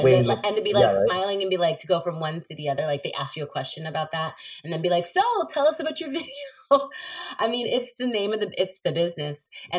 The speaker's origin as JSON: {"language": "English", "region": "New Jersey", "country": "United States", "tie": "born or raised there", "also_born_or_lived": "Maryland", "said": "I grew up back and forth. It was like Jersey City. I was born in Northburg in New Jersey, but I used to go back and forth to Maryland and New Jersey"}